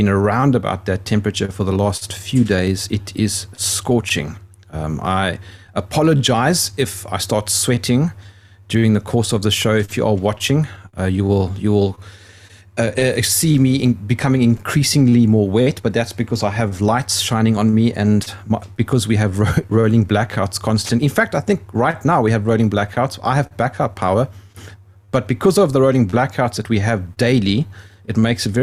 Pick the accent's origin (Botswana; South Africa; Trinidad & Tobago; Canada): South Africa; I'm South African